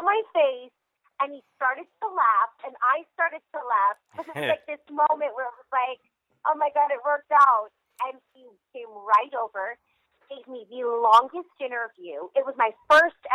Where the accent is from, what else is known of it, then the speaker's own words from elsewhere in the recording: Las Vegas, Nevada, United States; I used to play in Vegas when I was a little girl at all the jazz clubs.